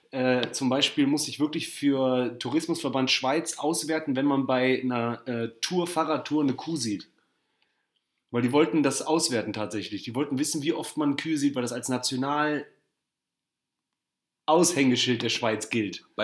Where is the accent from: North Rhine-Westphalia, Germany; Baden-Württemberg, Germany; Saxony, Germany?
North Rhine-Westphalia, Germany; Barmen; ich war in Barmen, ne, wo ich groß geworden bin, und es ist, ja so, am, ja, ist ja so am See.